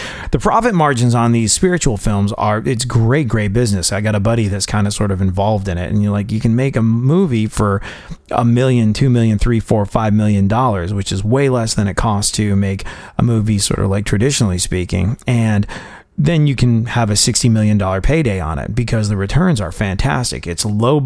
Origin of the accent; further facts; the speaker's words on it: England, United Kingdom; moved away; I grew up in England